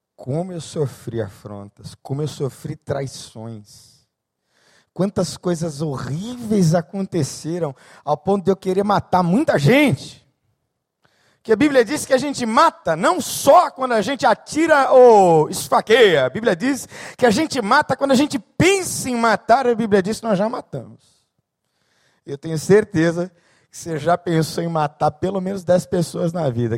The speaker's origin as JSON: {"language": "Portuguese", "region": "São Paulo", "country": "Brazil", "tie": "born or raised there", "said": "Sou nascido em São Paulo, então, numa selva de cinquenta cariocas, eu era o único paulista"}